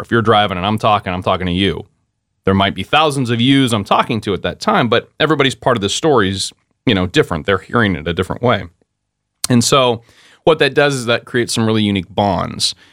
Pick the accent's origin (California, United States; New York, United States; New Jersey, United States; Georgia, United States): California, United States; Modesto; moved away as an adult; also born or lived in San Diego, California; now in Pensacola, United States; my hometown where I grew up was in Modesto, California